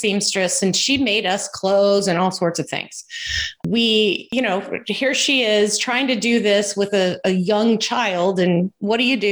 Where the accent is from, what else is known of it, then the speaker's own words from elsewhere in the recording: Houston, Texas, United States; I was born and raised in Houston